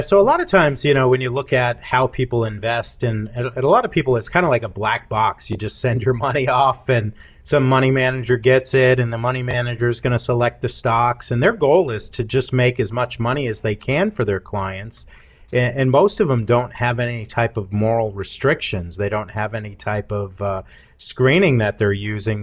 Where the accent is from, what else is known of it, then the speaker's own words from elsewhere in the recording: Massachusetts, United States; moved away as an adult; also born or lived in Charleston; now in Cookeville, United States; I grew up in the North most of my life, in the Massachusetts